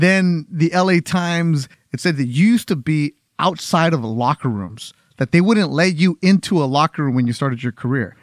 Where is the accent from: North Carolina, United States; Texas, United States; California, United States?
California, United States; Los Angeles; as a kid born and raised in Los Angeles